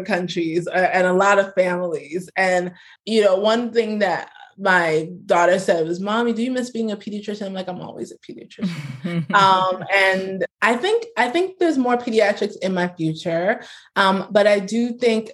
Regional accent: New York, United States; also born or lived in Brooklyn; I'm from America, I'm from New York. I will rep New York until I die. Like, I am a New Yorker through and through.

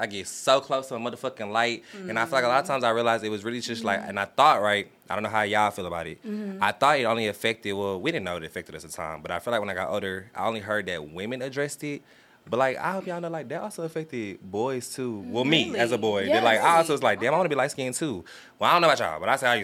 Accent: the South, United States; I'm from the South

